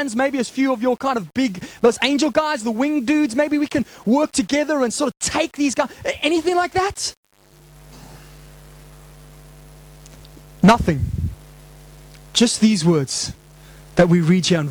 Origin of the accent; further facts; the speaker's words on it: Zimbabwe; moved away; growing up in Zimbabwe